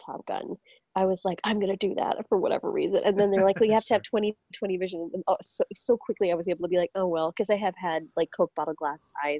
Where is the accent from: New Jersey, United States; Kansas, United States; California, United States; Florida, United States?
California, United States; Orange County; I grew up in Orange County near where there used to be a Air Force Base, the El Toro Air Force Base.